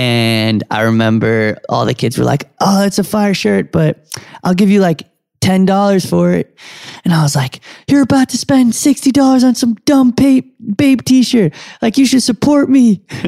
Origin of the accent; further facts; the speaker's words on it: New York City, New York, United States; And I grew up on Canal Street.